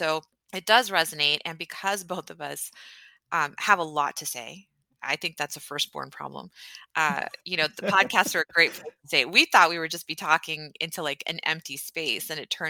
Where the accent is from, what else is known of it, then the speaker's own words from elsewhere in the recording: Houston, Texas, United States; moved away; No, I'm from Houston, Texas, which is amazing.